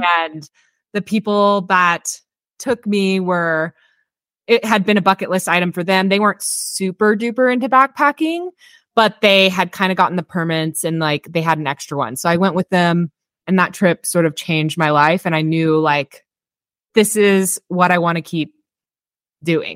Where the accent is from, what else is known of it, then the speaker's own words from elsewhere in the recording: Texas, United States; moved away as an adult; also born or lived in Austin, Texas / Bakersfield, California; I'm actually from Texas originally